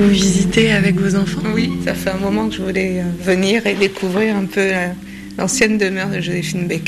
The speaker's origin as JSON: {"language": "French", "region": "Guadeloupe", "country": "France", "said": "moi, je suis originaire de la Guadeloupe."}